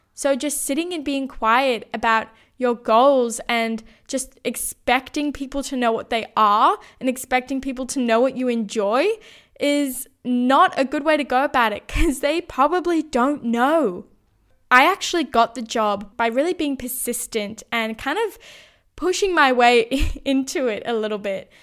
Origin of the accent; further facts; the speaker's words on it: Sydney, New South Wales, Australia; moved away as an adult; also born or lived in Brisbane; needed to move back to Sydney, my hometown